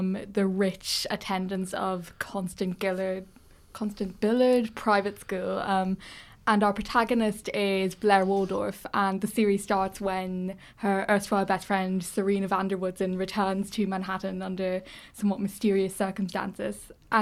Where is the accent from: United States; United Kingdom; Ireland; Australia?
Ireland; as an Irish person